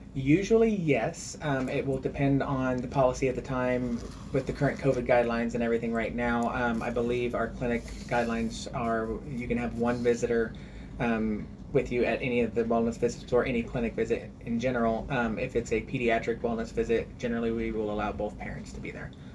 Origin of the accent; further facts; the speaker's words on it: Lebanon, Missouri, United States; I actually grew up in Lebanon